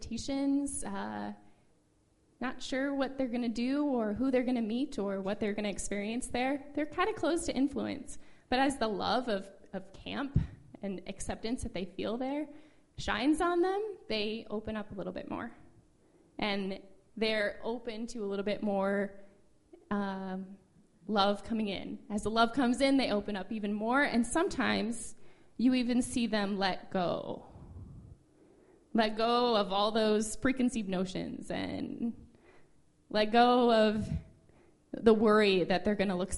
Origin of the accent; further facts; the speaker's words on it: Midwest, United States; moved away as an adult; I'm from the Midwest originally